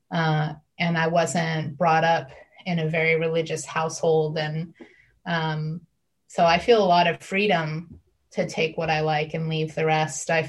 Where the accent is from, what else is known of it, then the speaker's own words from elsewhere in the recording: Midwest, United States; I grew up in the Midwest and i definitely seen those throw pillows